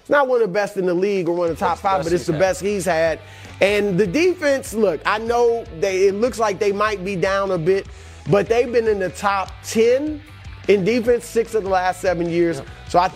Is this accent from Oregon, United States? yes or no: no; Cleveland, Ohio, United States; also born or lived in Louisiana; Because I am from Cleveland